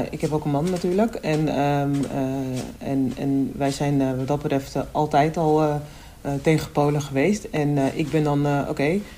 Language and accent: Dutch; Almere, Flevoland, Netherlands; ik kom uit Almere. Dat is gewoon een één ah. grote vlakte.